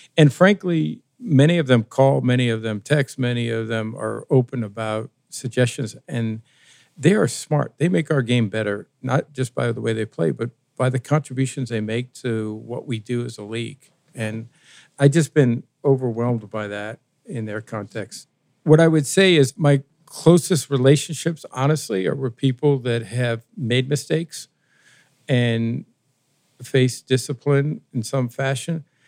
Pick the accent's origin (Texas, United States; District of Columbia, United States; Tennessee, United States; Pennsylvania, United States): District of Columbia, United States; Washington; I grew up in Washington D.C.